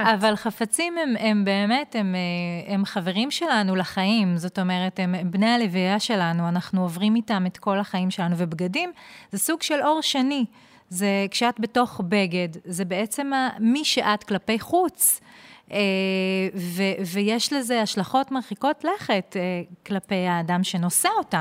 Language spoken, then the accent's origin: Hebrew; Ma'alot-Tarshiha, Northern District, Israel; moved away as an adult; also born or lived in Jerusalem; הגעתי מהצפון, ממעלות תרשיחא